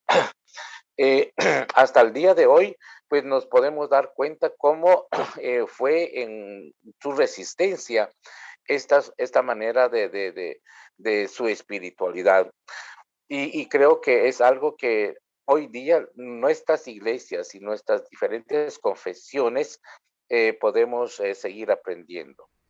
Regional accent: Guatemala; first language K'iche'; Spanish is a second language; indígena maya quiché, y inicié las palabras con mi idioma materno, eh, eh bien, además de ello, eh, soy sacerdote anglicano ah, y vivo acá en Guatemala

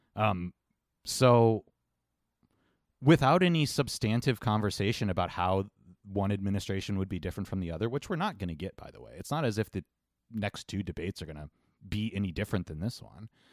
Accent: Cleveland, Ohio, United States; we're from Cleveland

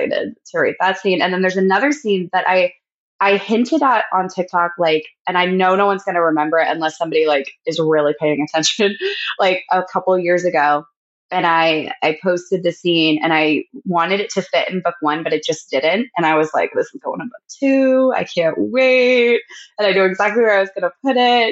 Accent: Pennsylvania, United States; a lot in PA cause that's where I'm from. And I'm based like near Philly.

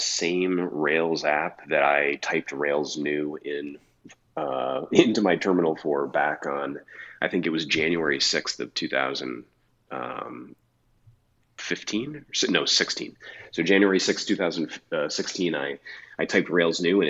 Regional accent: Albany, New York, United States; also born or lived in Boston / Connecticut / Chicago; now in Johnson County, Kansas, United States; I grew up in Albany, New York, and then lived in Boston, New York City, and Connecticut

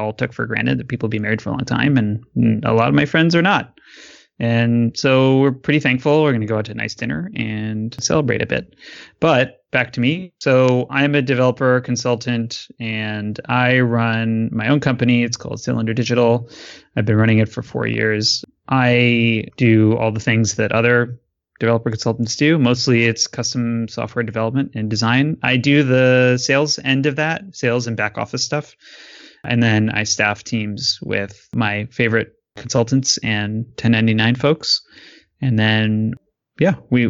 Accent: Michigan, United States; moved away; also born or lived in Chicago / New York; I'm originally from Michigan

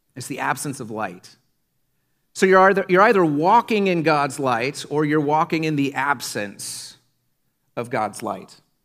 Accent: Iowa, United States; When I was a kid growing up in Iowa in the nineties

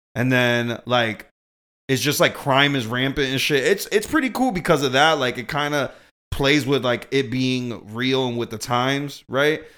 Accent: Boston, Massachusetts, United States; I grew up in Boston

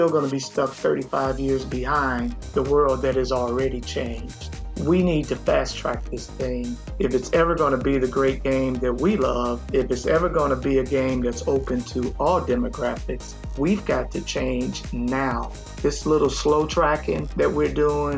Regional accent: Chicago, Illinois, United States; moved away as an adult; now in Tampa, United States; I was born and raised in Chicago.

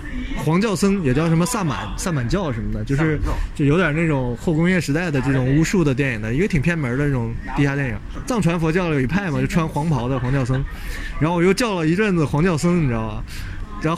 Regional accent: Northeast China, China; accent: Northeastern Mandarin; 那我们东北话最土啊！我说我就用东北话，我东北话我在老家其实我排行在三

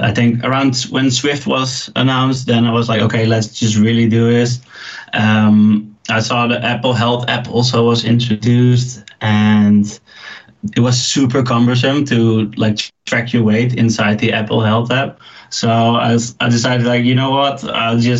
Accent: Leeuwarden, Friesland, Netherlands; moved away as an adult; now in Amsterdam, Netherlands; Originally, I'm from a smaller town up north of the Netherlands called Leeuwarden.

